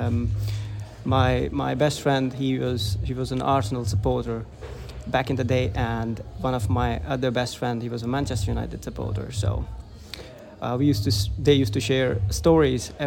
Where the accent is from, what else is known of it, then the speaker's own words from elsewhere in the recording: Finland; I'm from Finland